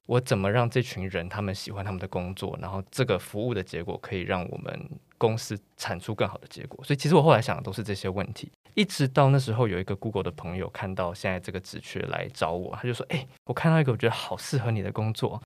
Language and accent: Chinese; Taiwan; 我们台湾